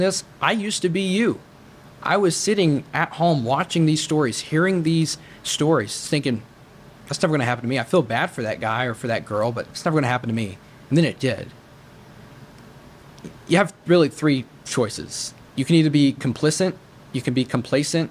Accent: United States; As an American

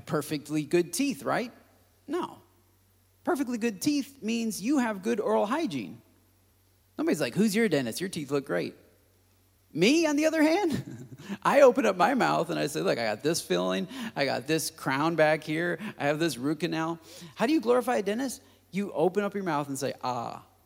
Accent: United States; As, as American Christians

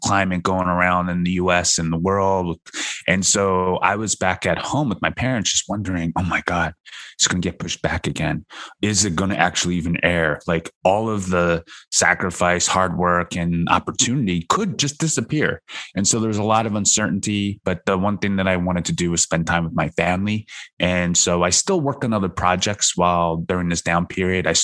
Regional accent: United States; also born or lived in South Korea; We have a white and Americanized upbringing a little bit more than Asian or a third generation Asian here in America.

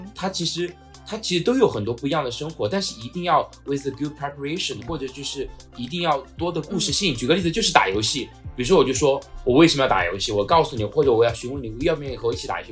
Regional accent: China; 我们就是中国人

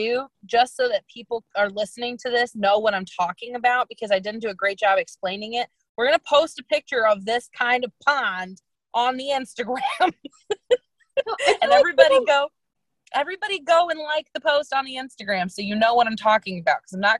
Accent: Midwest, United States; also born or lived in St. Louis / Chicago; I am from the Midwest. I always have been. I lived in St. Louis and then Chicago.

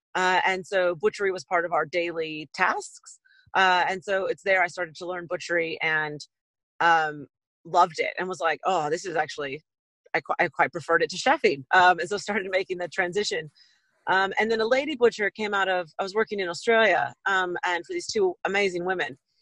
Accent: west coast of the States, United States; accent: American; moved away as an adult; now in Auckland, New Zealand; I'm uh, American born, originally from west coast of the states

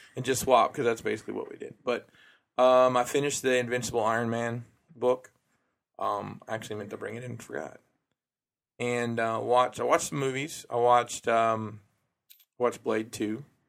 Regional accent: Alabama, United States; moved away; I'm from Alabama.

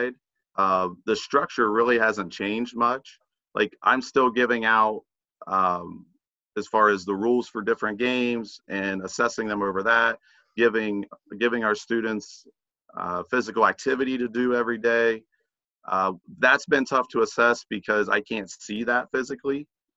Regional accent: Zanesville, Ohio, United States; Originally, I grew up near Zanesville.

